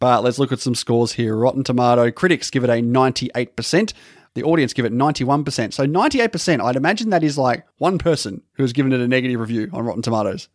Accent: Australia; I'm an Australian

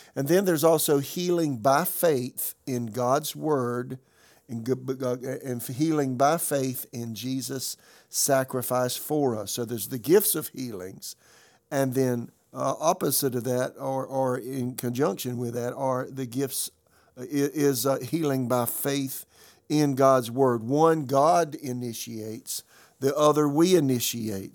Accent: Florence, South Carolina, United States; moved away; also born or lived in Raleigh, North Carolina; my hometown, Florence, South Carolina

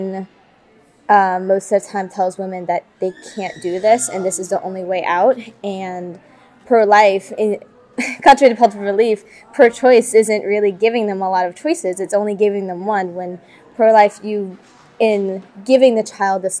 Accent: Luling, Louisiana, United States; I'm from Luling, which is around New Orleans area in Louisiana

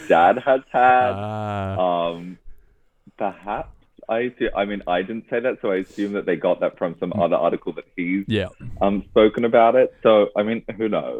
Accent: Sydney, New South Wales, Australia; I grew up here

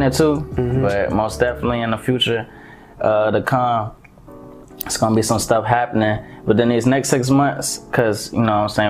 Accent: Atlanta, Georgia, United States; also born or lived in Montgomery, Alabama; I've been in Atlanta since I was 8, so I was basically raised here

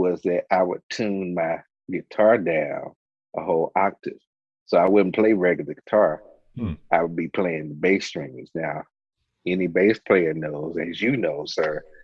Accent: Rocky Mount, North Carolina, United States; I am from Rocky Mount, North Carolina, born and raised.

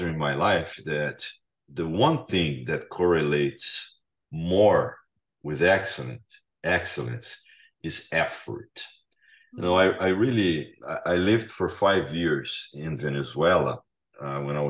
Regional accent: Brazil; moved away; I'm from Brazil

